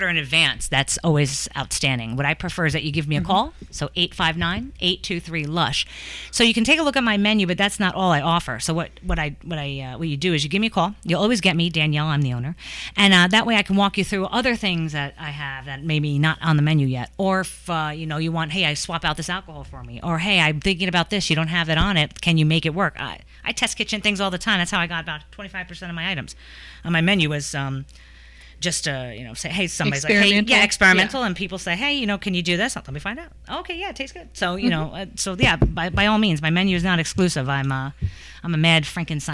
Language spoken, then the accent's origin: English; New Yorker, United States; I'm a New Yorker